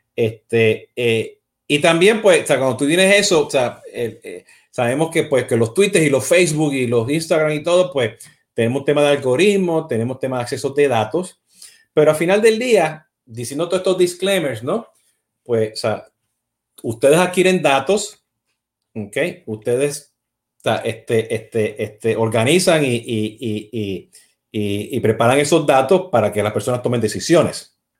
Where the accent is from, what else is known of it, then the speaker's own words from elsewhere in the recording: Puerto Rico; yo siendo puertorriqueño